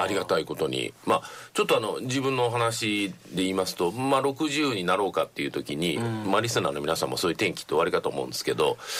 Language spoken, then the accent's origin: Japanese; Nagoya, Aichi, Japan; moved away; 私生まれは名古屋なんですけど名古屋って面白いエリアで